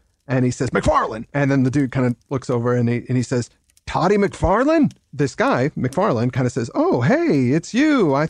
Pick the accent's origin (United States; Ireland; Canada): United States; moved away as an adult; now in England; As an American that's moved over to England